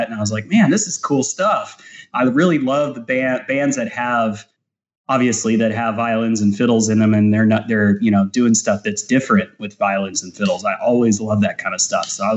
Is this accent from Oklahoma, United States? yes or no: no; Houston, Texas, United States; accent: Canadian; also born or lived in Calgary, Canada / Northeastern Canada; I was born there. I lived there till I was about 8 years old, and I moved down to Houston. So I've pretty much lived most of my life in Houston.